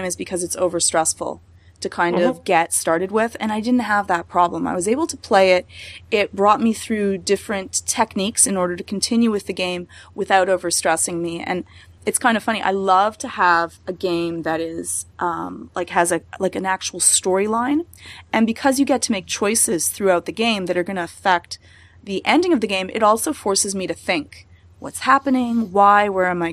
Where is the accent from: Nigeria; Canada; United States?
Canada; I'm really Canadian